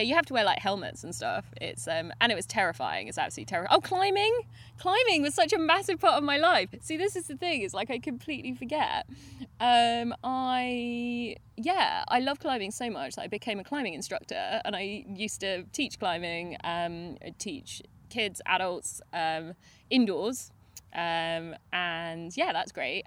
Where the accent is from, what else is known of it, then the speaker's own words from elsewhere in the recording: United Kingdom; because we're very British